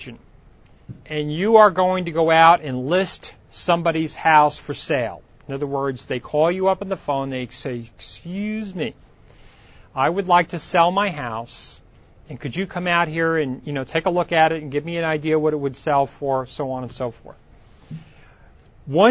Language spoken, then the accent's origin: English; Long Island, New York, United States; now in California, United States; When I grew up in New York, there was a lake in Long Island called Lake Ronkonkoma.